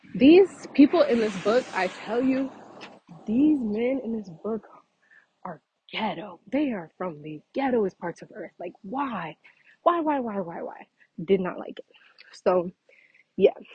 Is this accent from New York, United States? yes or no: no; Louisiana, United States; I'm from Louisiana